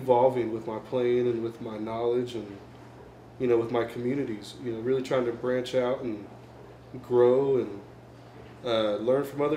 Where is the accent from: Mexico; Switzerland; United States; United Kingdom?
United States; Kansas City; also born or lived in Wichita, Kansas; I grew up here in Kansas City, lived here all my life